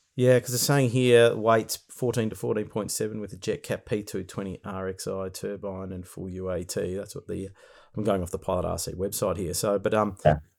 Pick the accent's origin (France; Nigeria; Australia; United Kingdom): Australia